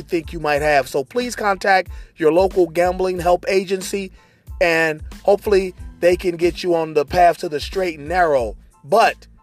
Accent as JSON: {"language": "English", "town": "Cincinnati", "region": "Ohio", "country": "United States", "tie": "born or raised there", "said": "my hometown, the Republic of Cincinnati Reds"}